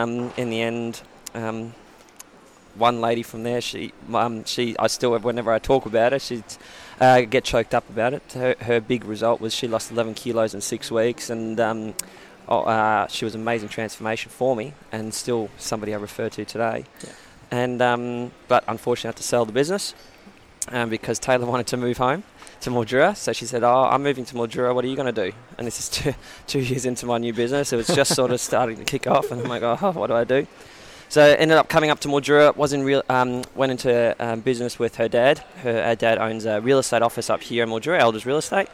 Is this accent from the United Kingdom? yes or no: no; Germany; also born or lived in Australia; I grew up in Germany. I was born in Australia, but we moved to Germany straight away when I was about 9 months old.